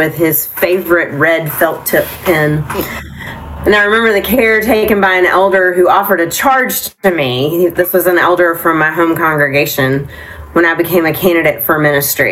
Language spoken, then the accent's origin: English; Nashville, Tennessee, United States; now in Concord, United States; I'm a kid from Nashville, Tennessee